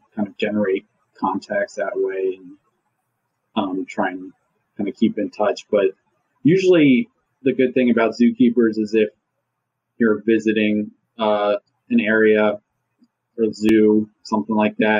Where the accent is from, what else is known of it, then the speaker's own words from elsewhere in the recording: Maryland, United States; also born or lived in North Carolina; I'm from Maryland